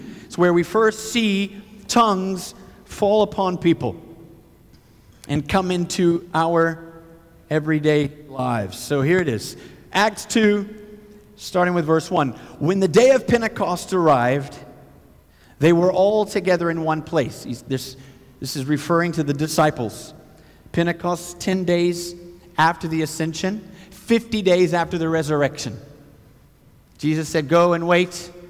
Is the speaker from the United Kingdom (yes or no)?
no; Côte d’Ivoire; And my parents were missionaries. I grew up in West Africa, Côte d'Ivoire.